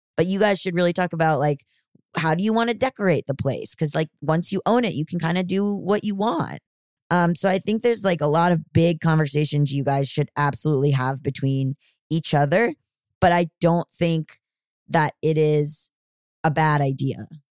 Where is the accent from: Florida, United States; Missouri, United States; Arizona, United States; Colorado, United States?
Florida, United States; I am from the South, I'm from Florida